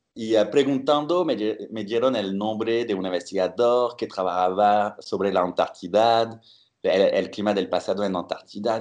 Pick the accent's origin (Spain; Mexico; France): France; Bordeaux, Nouvelle-Aquitaine; moved away; soy eh, francés y eh, de la ciudad de Burdeos